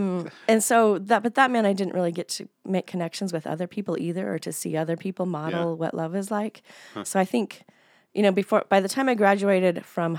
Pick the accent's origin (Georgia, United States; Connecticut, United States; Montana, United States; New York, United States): Montana, United States; Billings; moved away as an adult; also born or lived in Bozeman / Helena; I was born in Billings. We lived in Bozeman and Helena as well. My dad was in college at MSU in Bozeman. And then we moved back to Billings when I was between fifth and sixth grade. And then I stayed here until I left in my 20s.